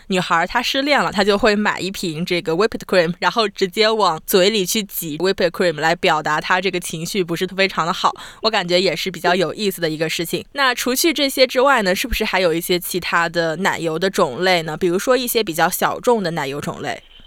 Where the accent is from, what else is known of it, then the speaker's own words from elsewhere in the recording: southern China, China; now in Australia; 我是南方人嘛